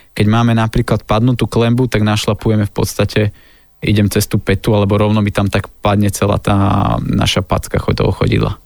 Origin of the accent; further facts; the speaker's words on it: Lučenec, Banská Bystrica Region, Slovakia; moved away; Ja som bol asi dva týždne dozadu doma v Lučenci a pochádzam z Lučenca, to je také malé mesto na strednom Slovensku